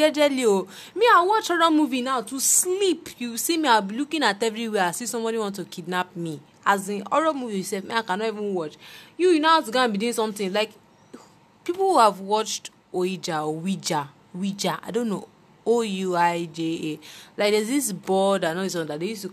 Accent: Nigeria; as Nigerian children

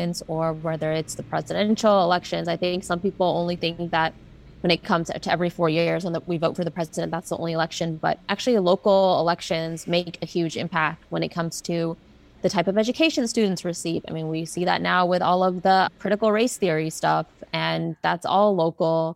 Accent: Texas, United States; moved away; my hometown in Texas

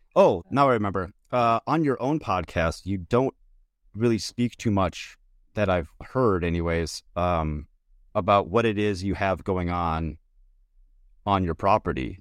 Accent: Minnesota, United States; I'm from Minnesota

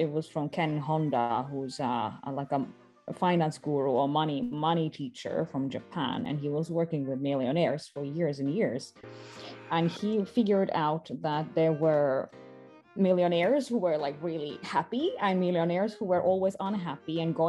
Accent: Estonia; born there; I was born in Estonia, and I've lived in quite a few countries.

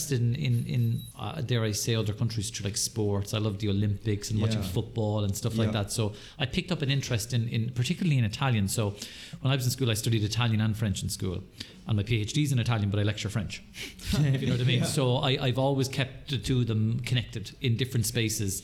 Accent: County Kildare, Ireland; moved away as an adult; now in Waterford, Ireland; I moved to Waterford about 26 years ago. So I'm originally from Kildare

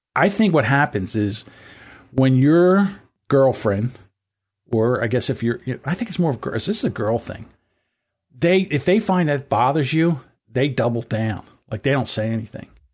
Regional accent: United States; we are an American. This is our country

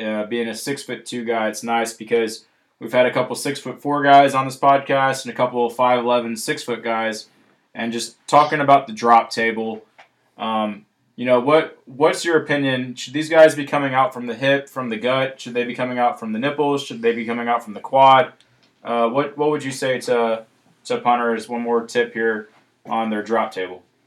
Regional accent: Alabama, United States; I'm from Alabama

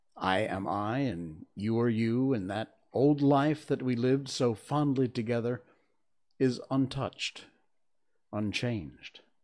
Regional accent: West Cornwall, Connecticut, United States; When I was a kid growing up in West Cornwall, Connecticut

